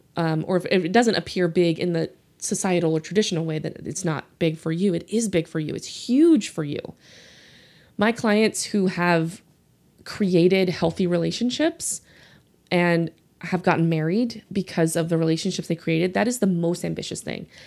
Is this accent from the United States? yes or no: yes; New Orleans, Louisiana, United States; accent: Southern; I grew up in New Orleans